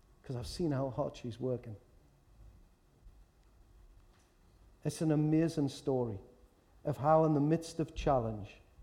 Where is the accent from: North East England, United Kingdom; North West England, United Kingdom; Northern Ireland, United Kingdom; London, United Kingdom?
North East England, United Kingdom; Newcastle upon Tyne; accent: Geordie; I'm from Walker